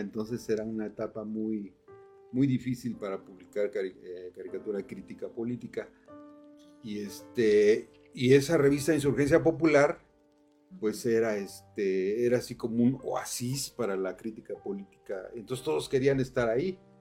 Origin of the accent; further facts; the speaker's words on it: Cuautla, Morelos, Mexico; soy de Cuautla